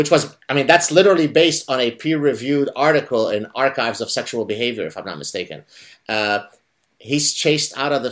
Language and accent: English; Canada; now in Montreal, Canada; a Canadian sitting in Montreal